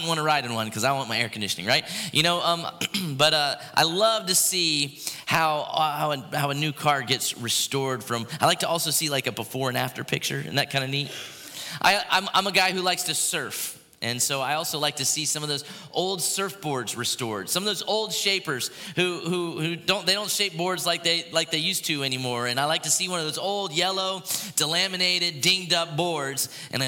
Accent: Port Orange, Florida, United States; There's a pier where I grew up in Port Orange, Florida, the Sunglow Pier

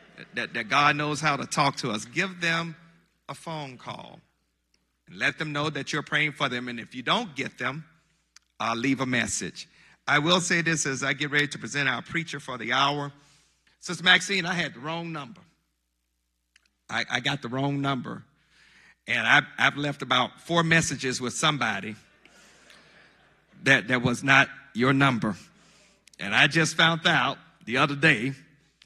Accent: Monticello, Mississippi, United States; my hometown of Monticello, Mississippi

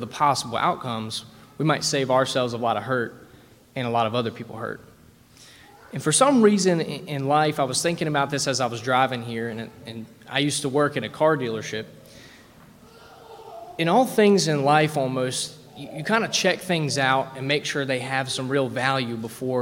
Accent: West Virginia, United States; I'm from West Virginia

